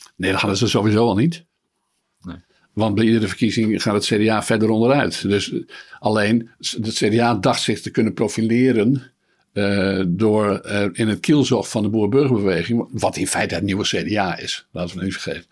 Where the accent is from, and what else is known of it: Netherlands